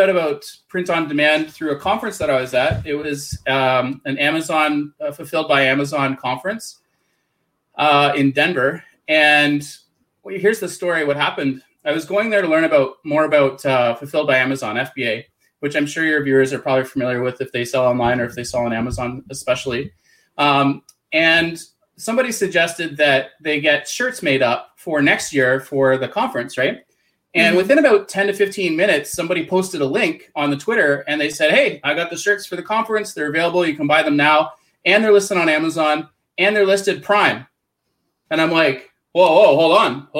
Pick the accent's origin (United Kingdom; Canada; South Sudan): Canada; accent: Canadian; So I'm in Canada. You'll probably notice I have a weird Canadian accent.